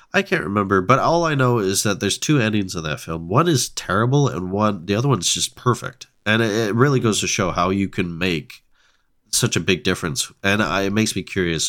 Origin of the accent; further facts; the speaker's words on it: Ontario, Canada; I'm from Ontario